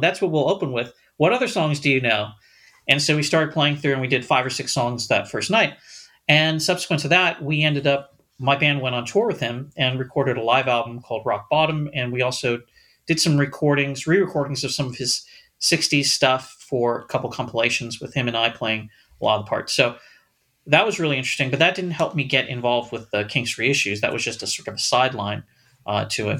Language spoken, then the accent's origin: English; Los Angeles, California, United States; I am from Los Angeles, but I grew up in a smaller suburb.